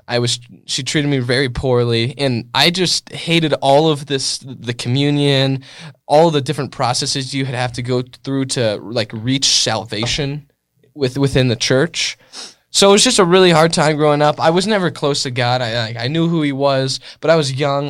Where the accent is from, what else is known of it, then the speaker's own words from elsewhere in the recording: California, United States; I was born in California, and I was raised